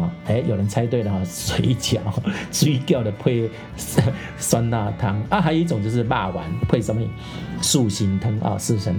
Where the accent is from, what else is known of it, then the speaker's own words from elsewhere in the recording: Taiwan; 我们台湾人当然可以特别介意啊，就是不喜欢吃，就是怕那个味道的感觉。觉相对的，我们台湾的臭豆腐也是这样子。